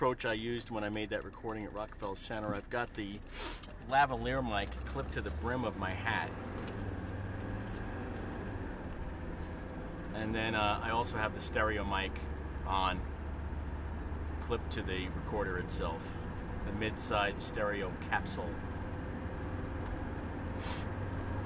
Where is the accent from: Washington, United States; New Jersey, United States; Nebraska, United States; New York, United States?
New York, United States; Long Island; growing up on Long Island